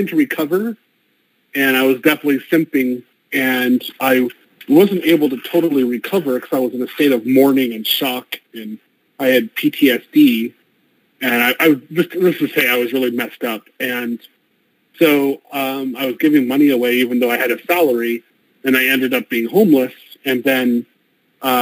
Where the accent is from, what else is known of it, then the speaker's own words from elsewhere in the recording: United States; moved away as an adult; I'm American, African-American. I was born in the United States, and I've lived abroad over 18 years total.